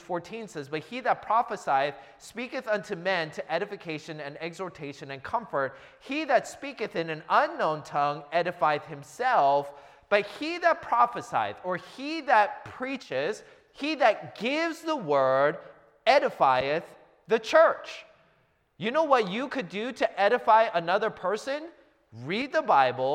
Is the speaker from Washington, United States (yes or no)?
yes; Seattle, Washington, United States; I'm from the Seattle area, went to a church in the Seattle area